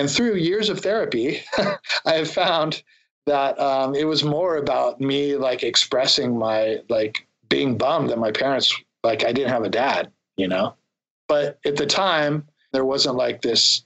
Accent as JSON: {"language": "English", "town": "San Diego", "region": "California", "country": "United States", "tie": "born or raised there", "said": "I grew up in San Diego, and I was surfing, skateboarding my whole youth"}